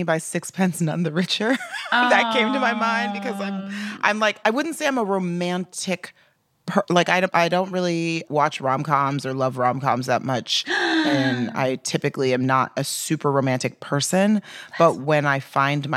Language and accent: English; Texas, United States; I'm from Texas and was raised in a very white suburb